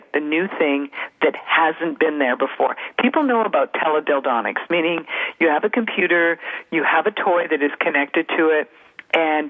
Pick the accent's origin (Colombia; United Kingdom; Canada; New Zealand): Canada; I was born and raised in Canada